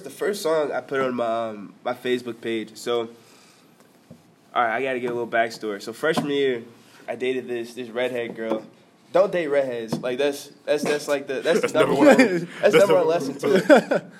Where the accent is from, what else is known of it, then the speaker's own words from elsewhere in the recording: Chicago, Illinois, United States; moved away as an adult; now in Lincoln, United States; born and raised in Chicago, West Side, holding it down. I came here to Lincoln, Nebraska on an ROTC scholarship